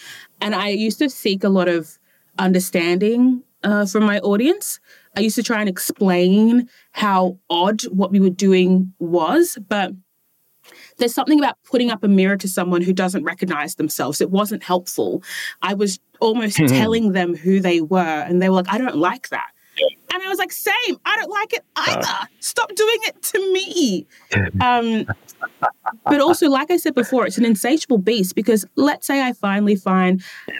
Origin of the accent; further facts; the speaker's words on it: Australia; born there; And it's fascinating because ethnically I'm Ghanaian, but I was born in Australia.